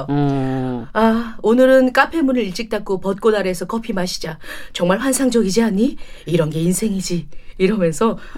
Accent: British Columbia, Canada; Korean is a second language; 사실 저는 밴쿠버 출신 아니거든요. 아. 밴쿠버에서 멀지 않은 작은 시골 마을 출신인데

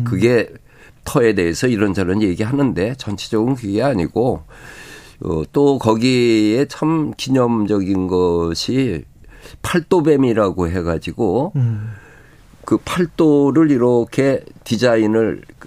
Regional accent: Seoul, South Korea; 내 고향 서울

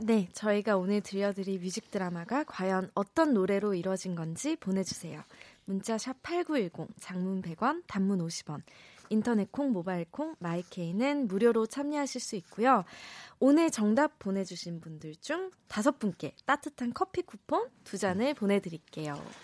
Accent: Busan, South Korea; now in Seoul, South Korea; 고향이 부산이거든요

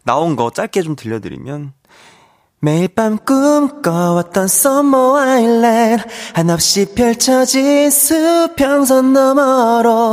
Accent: Wonju, Gangwon, South Korea; moved away; 제가 원주의 아들이거든요. 제가 원주 사람입니다

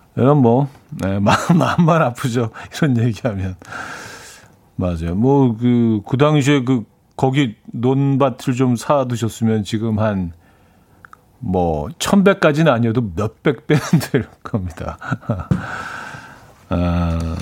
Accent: Seoul, South Korea; 제가, 제가 중학교 때까지만 해도 반포 쪽에 살았었는데

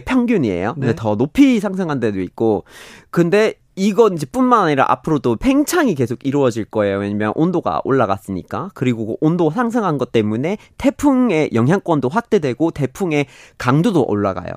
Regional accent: Vermont, United States; Korean is a second language; now in South Korea; 미국에서 처음으로 재생에너지로만 돌아가고 있는 도시가 우리 고향에 있거든요. 버몬트에 있고

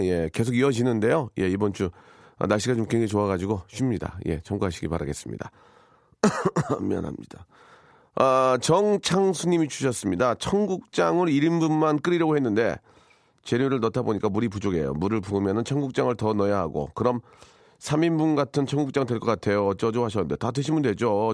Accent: Gunsan, North Jeolla, South Korea; moved away; 전북 군산 제 고향인데요.

